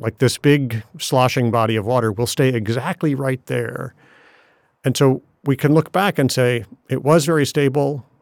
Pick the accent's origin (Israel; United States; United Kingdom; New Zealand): United States; Ann Arbor, Michigan; moved away; I grew up in Ann Arbor, Michigan